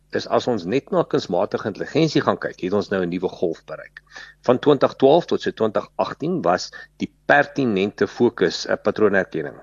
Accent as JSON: {"language": "Afrikaans", "area": "Western Transvaal", "region": "North West", "country": "South Africa", "first_language": "Afrikaans", "said": "ek ek ek kom maar uit die Wes-Transvaal uit"}